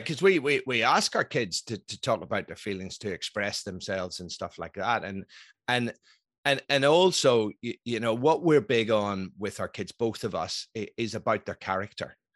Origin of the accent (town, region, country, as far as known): Belfast, Northern Ireland, United Kingdom; born or raised there; moved away; also born or lived in Scotland